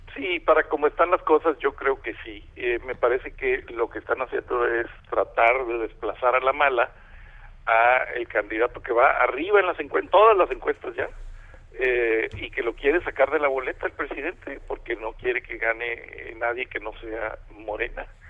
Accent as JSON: {"language": "Spanish", "town": "Monterrey", "region": "Nuevo León", "country": "Mexico", "also_born_or_lived": "Mexico City", "said": "Yo ya estoy viviendo en Monterrey y voto voto acá en, mi tierra"}